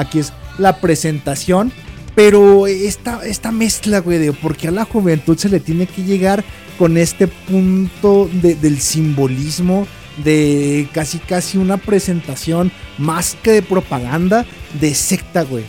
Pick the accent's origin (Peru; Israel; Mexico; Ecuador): Mexico